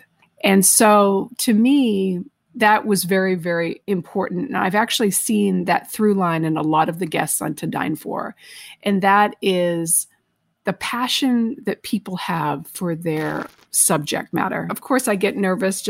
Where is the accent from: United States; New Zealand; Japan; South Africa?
United States; Lakeville, Massachusetts; moved away as an adult; also born or lived in Arkansas; growing up in Massachusetts, it was a different culture